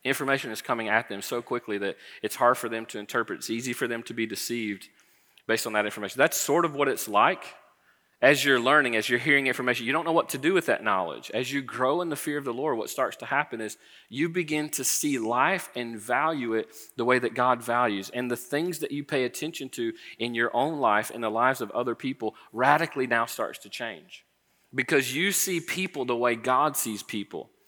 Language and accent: English; Florida, United States; I grew up in Florida